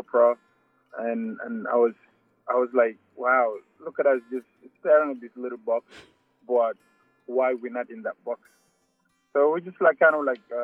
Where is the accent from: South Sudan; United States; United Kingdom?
South Sudan; now in Australia; I'm from South Sudan. I came to Australia in 2004.